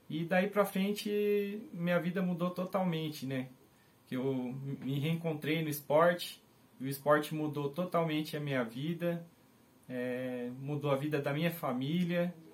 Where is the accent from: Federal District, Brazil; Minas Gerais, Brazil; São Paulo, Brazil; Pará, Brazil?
São Paulo, Brazil; Mogi das Cruzes; sou da cidade de Mogi das Cruzes